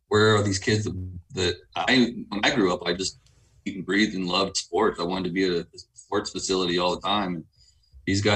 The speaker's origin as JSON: {"language": "English", "country": "United States", "tie": "born or raised there", "moved": "yes", "lives_now": "Wasilla, United States", "said": "I grew up in the States"}